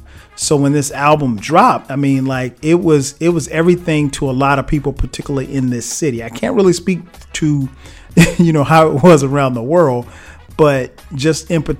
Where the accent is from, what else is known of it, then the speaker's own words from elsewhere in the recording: South Carolina, United States; now in Atlanta, United States; This album also resonates with me on a personal level because I moved to Atlanta from South Carolina in 1997.